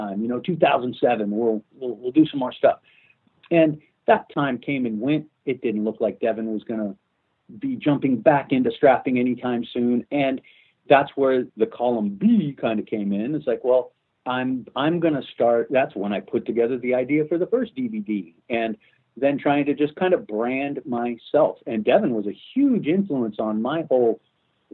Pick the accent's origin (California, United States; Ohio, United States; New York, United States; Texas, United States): California, United States; Los Angeles; moved away as an adult; also born or lived in Vancouver, Canada; as an American, and as an American who essentially, you know, who grew up in Los Angeles